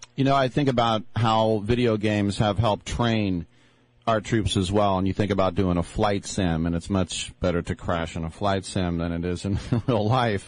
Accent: Richmond, California, United States; Where I grew up in in Richmond, which is predominantly African American, but I was in the Richmond Hills

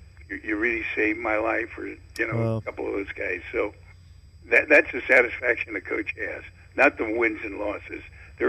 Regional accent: Oakland, California, United States; I grew up in Oakland.

